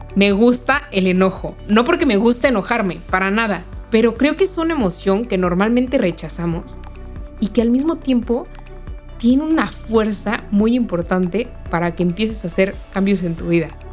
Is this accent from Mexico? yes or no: yes; Mexico; soy mexicana